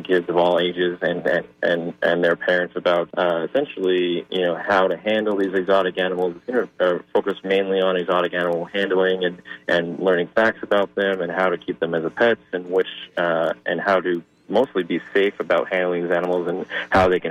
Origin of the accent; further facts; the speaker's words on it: New York City, New York, United States; moved away as an adult; now in St. Petersburg, United States; a local zoo in my hometown of Staten Island, New York